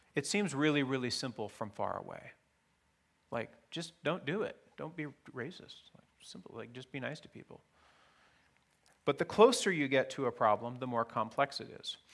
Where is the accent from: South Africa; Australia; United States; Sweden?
United States; Fairbanks, Alaska; I grew up in Fairbanks, Alaska, in the nineteen seventies and eighties